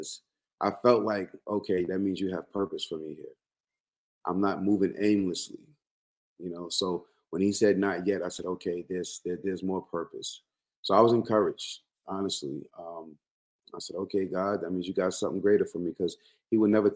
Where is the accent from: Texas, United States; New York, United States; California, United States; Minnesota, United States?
New York, United States; Long Island; I'm in Long Island. I've been in Long Island all my life.